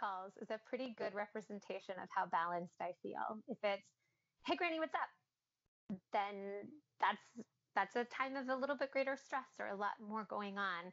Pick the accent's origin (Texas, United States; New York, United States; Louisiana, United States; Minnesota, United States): Louisiana, United States; New Orleans; being born and raised in New Orleans